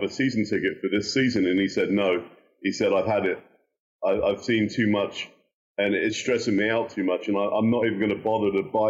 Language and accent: English; Southampton, South East England, United Kingdom; now in United States; born and bred in Southampton